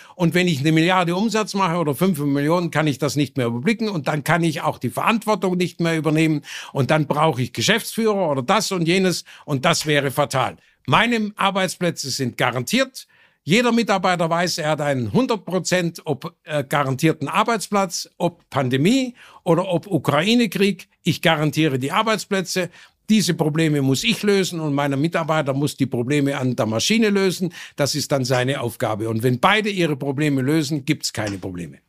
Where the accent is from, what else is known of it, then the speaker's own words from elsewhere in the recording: Burladingen, Baden-Württemberg, Germany; es gab 26 Textilfabriken in meinem Heimatort Burladingen